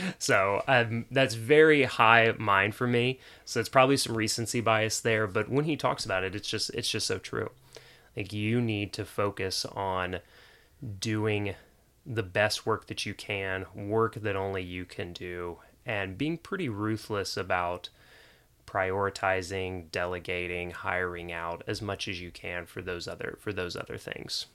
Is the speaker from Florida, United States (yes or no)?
yes; Jacksonville, Florida, United States; now in Nashville, United States; I grew up in Jacksonville, Florida